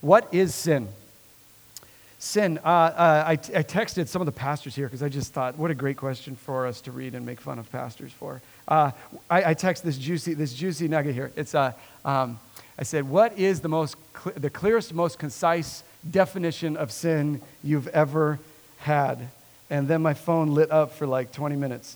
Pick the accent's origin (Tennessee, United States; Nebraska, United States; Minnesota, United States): Nebraska, United States; born and raised in Nebraska